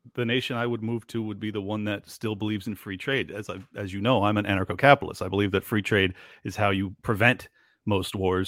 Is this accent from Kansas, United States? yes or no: no; San Diego, California, United States; moved away as an adult; now in Miami, United States; I was born and raised in San Diego, California. I moved out to Miami when the lockdowns happened.